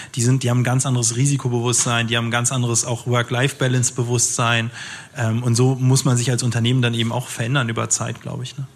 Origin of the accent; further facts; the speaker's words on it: Germany; ich bin in Deutschland geboren, meine Mama ist Ägypterin